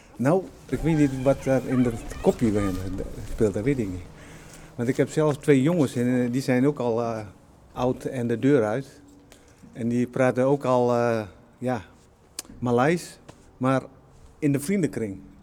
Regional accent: Appingedam, Groningen, Netherlands; ik was jaar of 7, 8 was ik hier gekomen

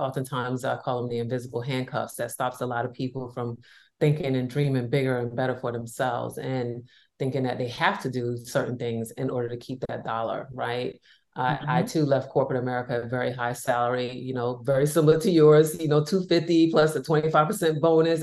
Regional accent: New York, United States; I'm from New York

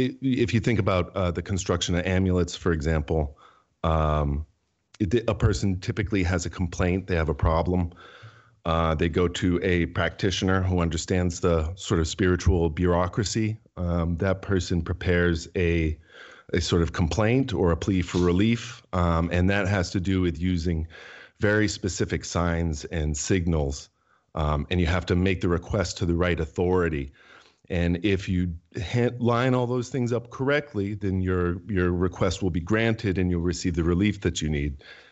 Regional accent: New Hampshire, United States; I'm a writer and a lawyer. And I was born and raised in New Hampshire, which is a sort of spooky place to grow up.

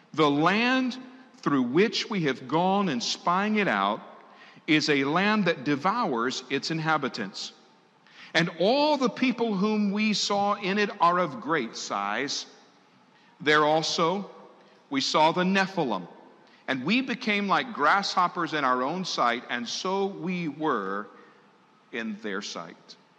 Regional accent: Tidewater area of Virginia, United States; I grew up in the Tidewater area of Virginia.

